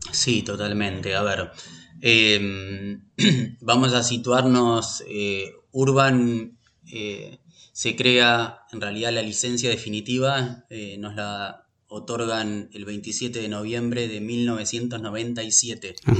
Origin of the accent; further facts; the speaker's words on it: Buenos Aires, Argentina; also born or lived in Pinamar / Olivos; nací en Buenos Aires, viví en, en Buenos Aires hasta los 35 años